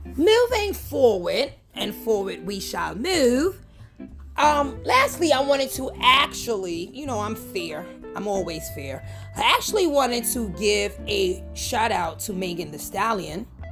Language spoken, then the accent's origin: English; New York City, New York, United States; I'm from New York City.